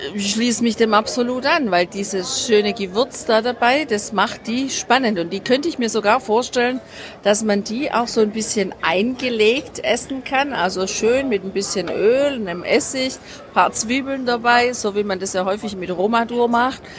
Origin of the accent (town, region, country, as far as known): Germany